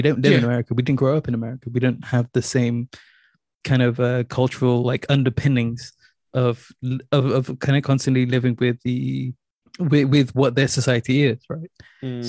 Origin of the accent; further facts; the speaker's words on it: Somalia; born there; Hey, I was born in Somali, man.